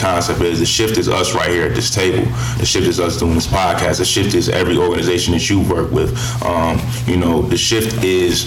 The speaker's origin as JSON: {"language": "English", "town": "Buffalo", "region": "New York", "country": "United States", "said": "I'm from Buffalo. I'm from the area"}